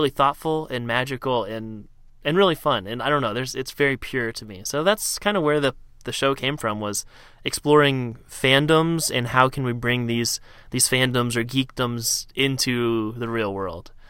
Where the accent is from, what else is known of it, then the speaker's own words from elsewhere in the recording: Cincinnati, Ohio, United States; I grew up in Ohio